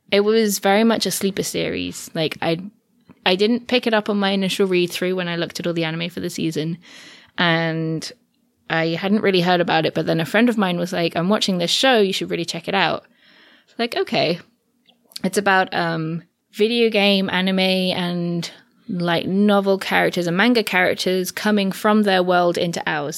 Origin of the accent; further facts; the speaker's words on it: England, United Kingdom; I say I'm from England